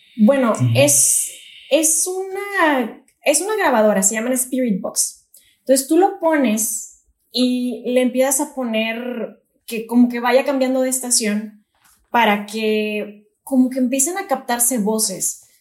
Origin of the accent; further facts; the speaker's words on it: Monterrey, Nuevo León, Mexico; soy de Monterrey y acá pues siempre estamos en calor intenso